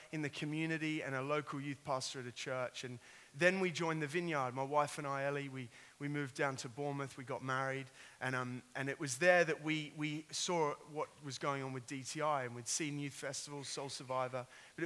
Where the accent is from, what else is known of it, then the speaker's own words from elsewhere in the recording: Sydney, New South Wales, Australia; I've got a little twang. I am an Australian. I grew up in Sydney.